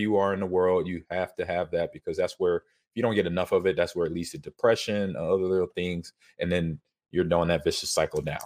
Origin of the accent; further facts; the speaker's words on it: Nebraska, United States; I'm in, uh, back in my home state.